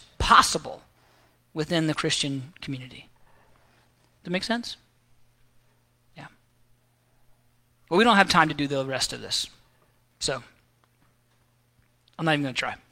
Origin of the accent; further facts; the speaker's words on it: the South, United States; I grew up here in the South